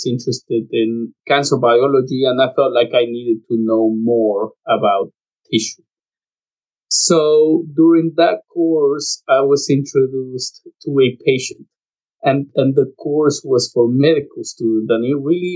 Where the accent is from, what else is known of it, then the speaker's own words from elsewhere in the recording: Lima, Peru; moved away as an adult; I was born in Lima, Peru.